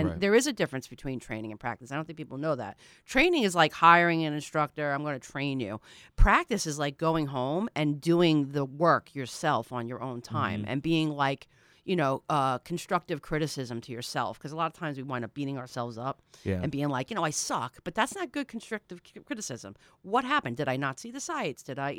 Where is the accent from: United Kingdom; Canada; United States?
United States; New York; We grew up on Long Island where we can't shoot in our backyards.